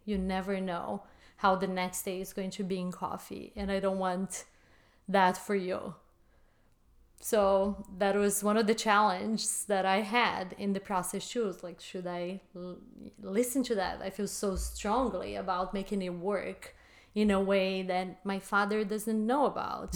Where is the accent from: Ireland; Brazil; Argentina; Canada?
Brazil; moved away as an adult; now in United States; I was born and raised in Brazil